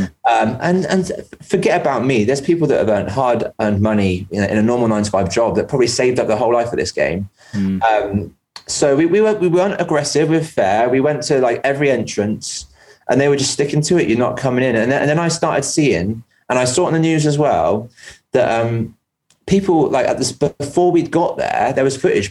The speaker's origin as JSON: {"language": "English", "region": "England", "country": "United Kingdom", "also_born_or_lived": "Bristol", "moved": "yes", "lives_now": "Northern Ireland, United Kingdom", "said": "When I go back to England, as much as I'm English"}